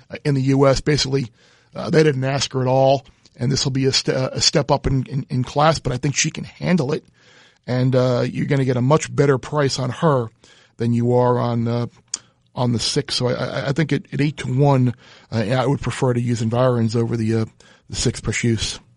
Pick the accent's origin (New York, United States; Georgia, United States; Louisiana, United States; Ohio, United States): New York, United States; Long Island; growing up on Long Island